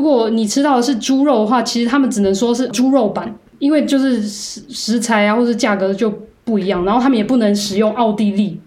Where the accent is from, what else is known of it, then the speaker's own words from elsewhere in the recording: Taiwan; moved away as an adult; also born or lived in Karlsruhe, Germany / Heidelberg, Germany; now in Germany; 像我们台湾人好像这么热情跟奔放的人